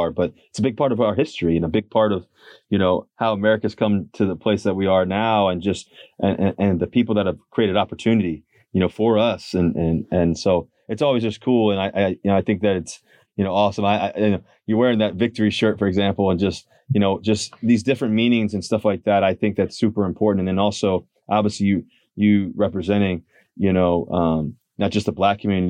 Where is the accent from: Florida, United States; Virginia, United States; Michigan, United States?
Virginia, United States; Richmond; I grew up in Richmond